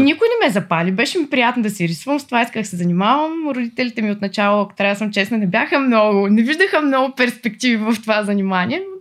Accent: Veliko Tarnovo, Veliko Tarnovo Province, Bulgaria; also born or lived in Sliven; от Търново съм

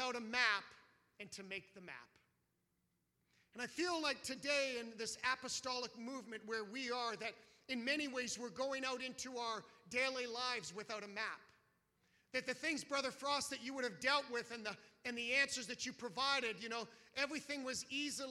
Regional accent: Canada; as a Canadian

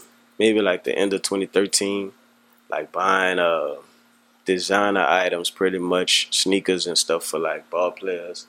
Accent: New Orleans, Louisiana, United States; also born or lived in Houston; I'm from the Magnolia Projects

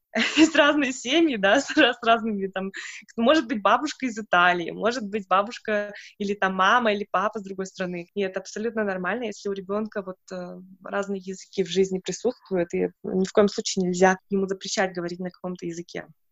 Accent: Siberia, Russia; now in Germany; я из Сибири, и поэтому у меня, ну, из небольшого города, и у нас было тоже только монолингвальное как-то образование, воспитание, и все только на русском языке

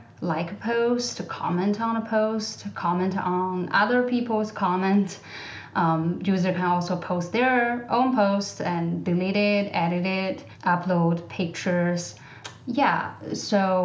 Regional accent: China; English is a second language; moved away; I grew up in China, I am bilingual.

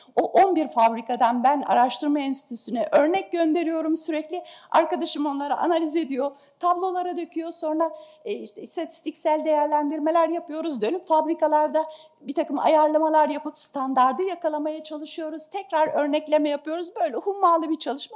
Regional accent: Istanbul, Turkey; also born or lived in Ankara; Ben İstanbulluyum

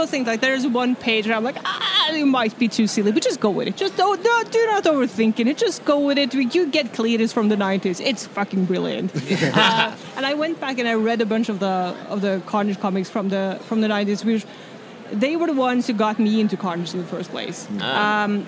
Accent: Norway; I'm from Norway, if that wasn't clear. I'm named after Thor. I grew up with the Norse myths

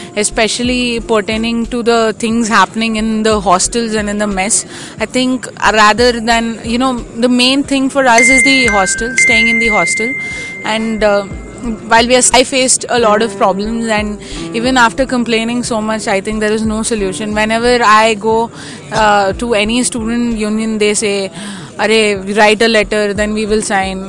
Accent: Northeast India, India; moved away as an adult; now in Hyderabad, India; coming from a northeast northeastern region

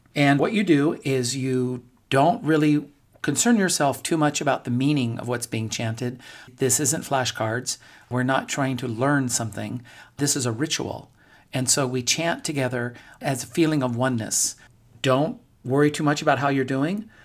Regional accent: Torrance, California, United States; also born or lived in Westchester, Los Angeles / Costa Mesa; I grew up in Westchester. Then we moved to Torrance when I was 10 years old.

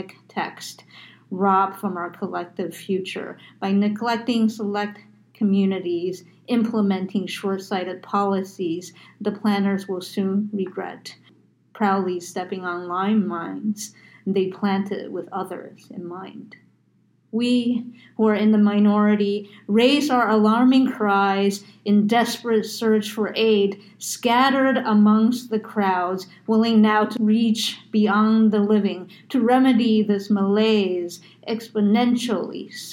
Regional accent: United States; I'm Asian American

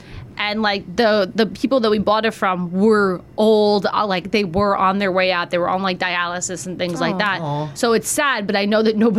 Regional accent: Marlboro, United States; where I grew up in Marlboro and stuff like that. I was just like people, I didn't have neighbors

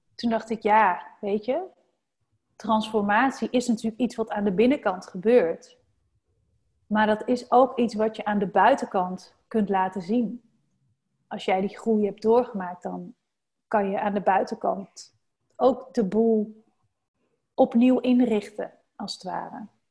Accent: North Brabant, Netherlands; now in Randstad, Netherlands; in Brabant, waar ik vandaan kom

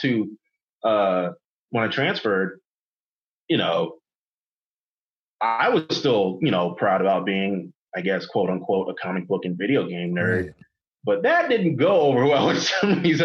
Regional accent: Inglewood, California, United States; also born or lived in Los Angeles / Fullerton; I was born in LA. I lived in Inglewood, and I always claim Inglewood is my hometown

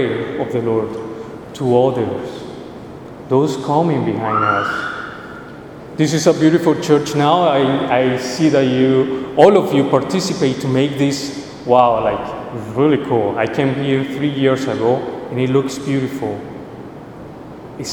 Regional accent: Colombia; moved away; I'm originally from Colombia

